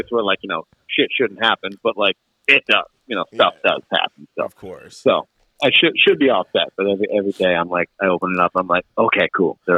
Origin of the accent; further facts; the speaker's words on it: Worcester, Massachusetts, United States; I grew up in the Worcester, Massachusetts area, and uh, just recently relocated uh, to the Western Mass part of the area.